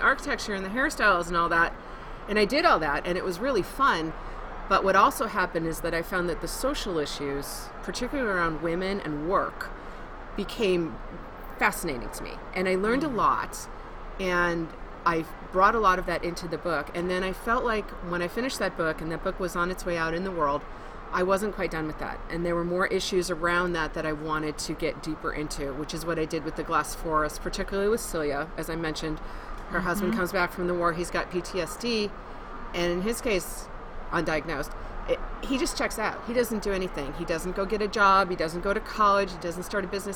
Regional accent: Wisconsin, United States; also born or lived in New York / Boulder, Colorado; now in Denver, United States; I'm from Wisconsin originally

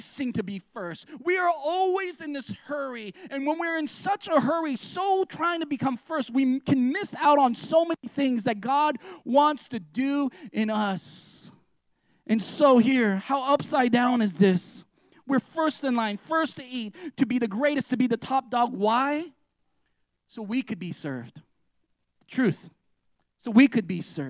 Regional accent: United States; we're American Christians

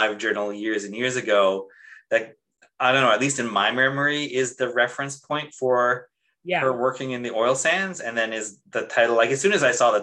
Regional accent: Canada; moved away as an adult; also born or lived in Taiwan; my passport is from Canada.

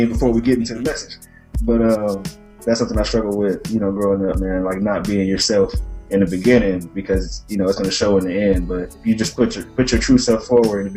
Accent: Wisconsin, United States; now in Virginia, United States; I'm from Wisconsin

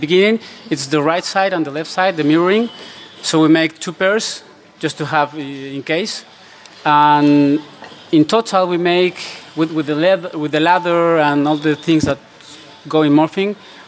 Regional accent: Mexico; English is a second language; moved away; also born or lived in Spain; I am actually from Mexico

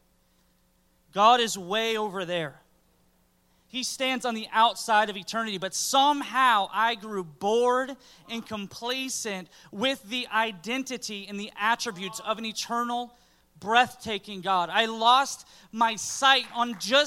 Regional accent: Pine Hills, Florida, United States; I grew up in Pine Hills.

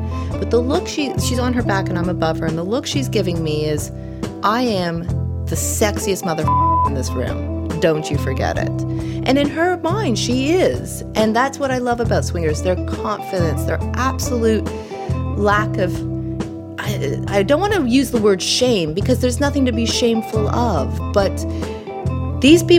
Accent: Canada; As a Canadian

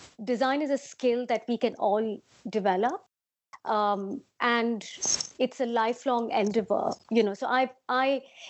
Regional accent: Mumbai, Maharashtra, India; now in London, United Kingdom; I'd love to say I'm a Bombay girl because I was born in Bombay. Most of my growing years was about embodying the spirit of whatever Bombay stands for

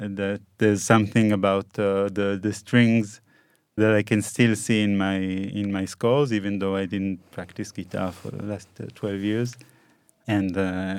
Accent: Haifa, Haifa District, Israel; I was born in Haifa in 1983.

